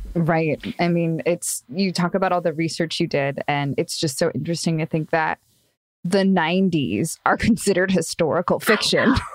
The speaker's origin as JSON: {"language": "English", "town": "Los Angeles", "region": "California", "country": "United States", "said": "I'm from Los Angeles as well"}